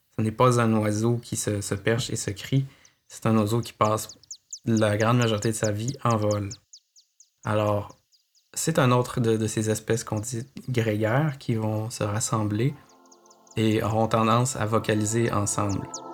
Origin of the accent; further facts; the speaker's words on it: Quebec City, Quebec, Canada; moved away as an adult; now in Montreal, Canada; Je suis originaire de Québec.